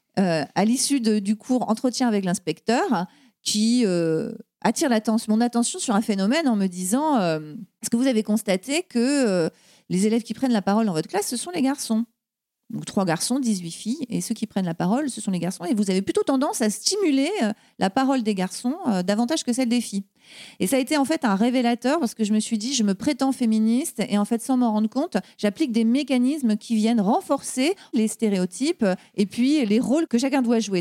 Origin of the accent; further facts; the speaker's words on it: Brittany, France; moved away; je suis bretonne de naissance et puis bretonne de cœur, puisque euh, je suis revenue euh, vivre en Bretagne.